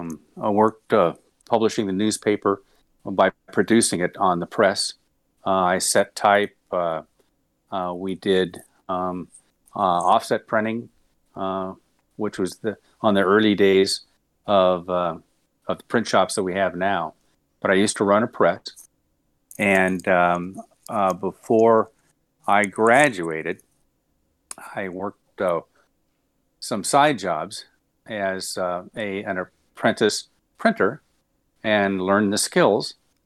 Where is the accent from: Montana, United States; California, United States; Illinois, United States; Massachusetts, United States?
California, United States; Long Beach; Yeah, I was born in Long Beach. California. Born and raised. As a matter of fact, I still own my childhood home that I moved in to at 5 years old.